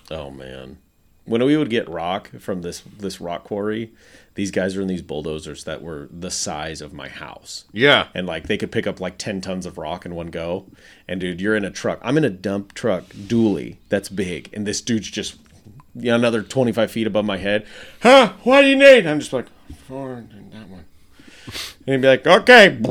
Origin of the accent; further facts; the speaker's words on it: Nebraska, United States; now in Arkansas, United States; every house I knew of it growing up in Nebraska, everyone had basements